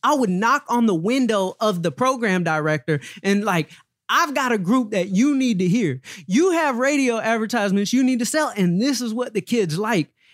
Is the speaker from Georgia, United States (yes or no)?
yes; Atlanta, Georgia, United States; I grew up in Atlanta, Georgia